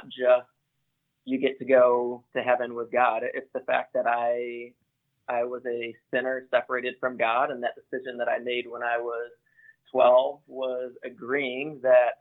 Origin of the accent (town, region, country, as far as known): Grand Rapids, Michigan, United States; born or raised there